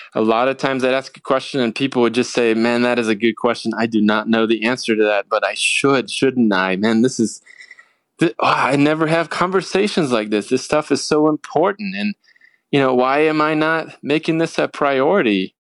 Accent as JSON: {"language": "English", "town": "Portland", "region": "Oregon", "country": "United States", "tie": "born or raised there", "also_born_or_lived": "California", "said": "when I was about nine years old, my family of five, we moved up to Portland, Oregon"}